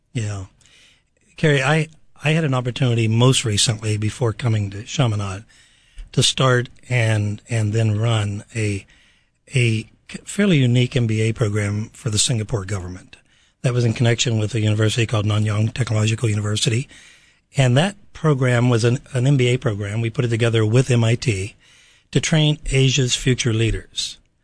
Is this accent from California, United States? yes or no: no; Pittsburgh, Pennsylvania, United States; I'm from Pittsburgh, Pennsylvania